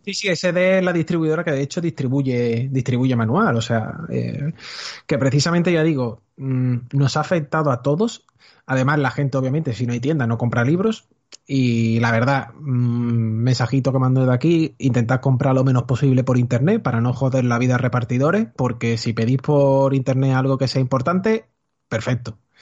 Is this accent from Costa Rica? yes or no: no; Seville, Andalusia, Spain; quiero producir dentro de mi tierra. O sea, quiero quedarme aquí, no quiero ser otro de los que emigre